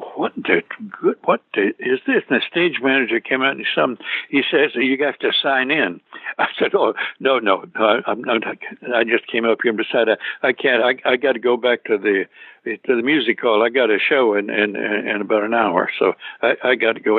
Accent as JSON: {"language": "English", "region": "Tennessee", "country": "United States", "also_born_or_lived": "New York", "accent": "southern", "moved": "as an adult", "said": "I still had my southern, I'm from Tennessee, I still had my southern accent."}